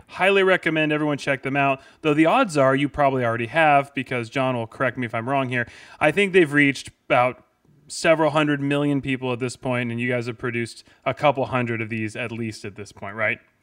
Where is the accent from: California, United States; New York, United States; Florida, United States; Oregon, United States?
California, United States; San Diego; I'm from San Diego